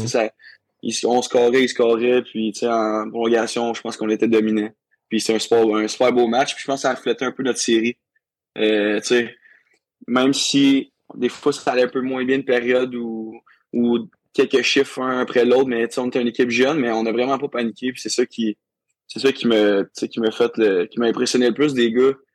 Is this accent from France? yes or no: no; Saint-Majorique-de-Grantham, Quebec, Canada; also born or lived in Rouyn-Noranda; je viens de Drummondville, dans un petit village en Drummondville ça s'appelle Saint-Majoric de Grantham